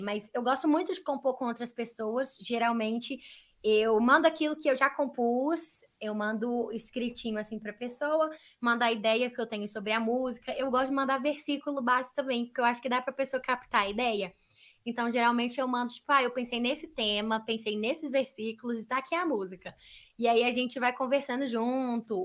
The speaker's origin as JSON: {"language": "Portuguese", "region": "Minas Gerais", "country": "Brazil", "said": "a gente é mineiro"}